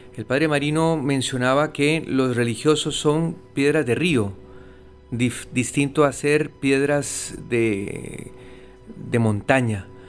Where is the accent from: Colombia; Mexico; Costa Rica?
Costa Rica; now in Puerto Rico; soy de Costa Rica